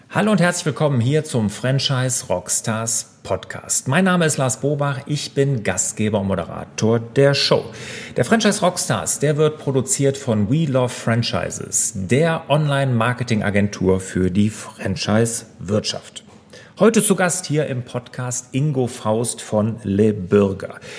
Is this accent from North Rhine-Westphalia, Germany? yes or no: yes; Cologne area, North Rhine-Westphalia, Germany; Jetzt komme ich hier ja aus Deutschland, aus dem Rheinland, hier Köln, die Gegend